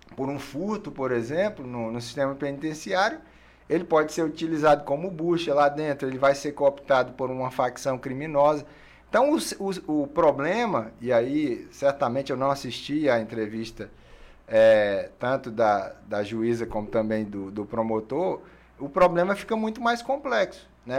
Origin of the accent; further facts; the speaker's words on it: Rio Branco, Acre, Brazil; Sou acriano de Rio Branco.